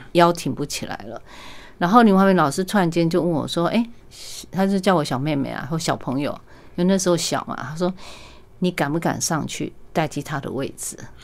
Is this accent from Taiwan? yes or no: yes; Taiwan; 我是在万，万里出生的，嗯。然后我父母亲他是很， 很朴素的一个小生意人，嗯。所以我们家完全没有这个，呃，艺术的D N A。然后包括我母亲生了八个小孩